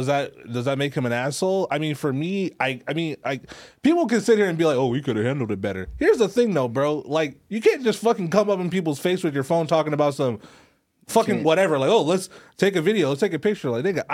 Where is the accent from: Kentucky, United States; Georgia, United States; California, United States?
California, United States; Long Beach